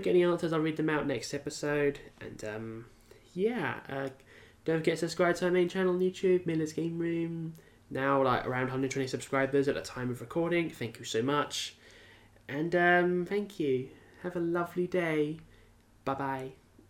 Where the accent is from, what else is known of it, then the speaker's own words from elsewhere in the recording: United Kingdom; a British person